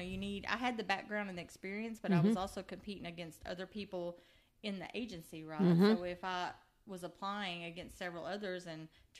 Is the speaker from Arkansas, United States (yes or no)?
yes; Nashville, Arkansas, United States; moved away as an adult; now in Mineral Wells, United States; I was there 5 years as the city parks director in my hometown of Nashville, Arkansas.